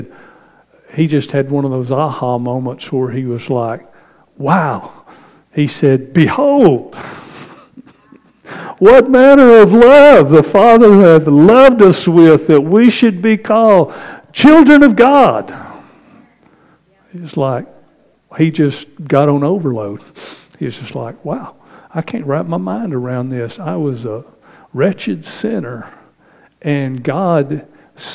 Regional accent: Northeast Texas, United States; moved away; growing up in Northeast Texas as a kid

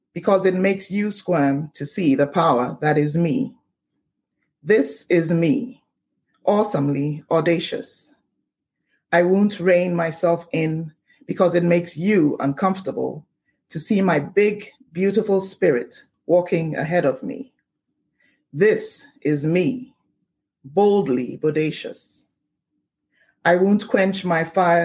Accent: Volta, Ghana; moved away; also born or lived in Austria / Angola / Canada / United States; I'm from the Volta region

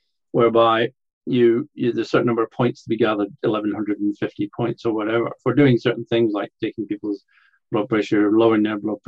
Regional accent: Scotland, United Kingdom; I lived in Scotland. I was brought up in Scotland.

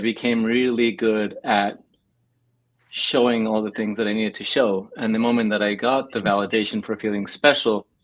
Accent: Mexico City, Mexico; now in Los Angeles, United States; I grew up in Mexico City

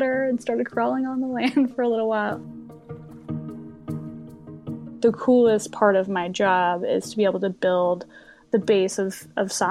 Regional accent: Iowa, United States; I grew up in Iowa

